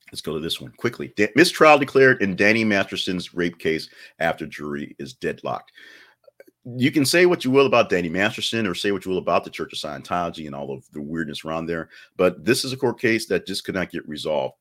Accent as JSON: {"language": "English", "region": "Alabama", "country": "United States", "tie": "born or raised there", "said": "I was born in Alabama"}